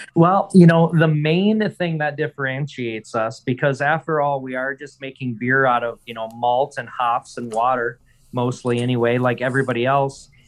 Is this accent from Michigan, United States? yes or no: yes; Michigan's Upper Peninsula, United States; I'm from Michigan's Upper Peninsula. So I grew up in a very rural area, actually working on a dairy farm